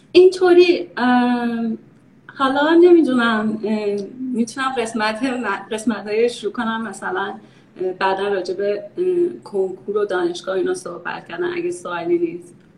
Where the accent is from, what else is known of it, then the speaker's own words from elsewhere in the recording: Iran; moved away as an adult; also born or lived in Texas, United States / Maryland, United States; now in United States; ما یه باقی هم داشتیم نزدیک تهران